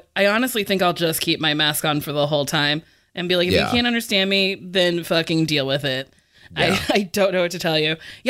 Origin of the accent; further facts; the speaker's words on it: New Jersey, United States; New Jersey.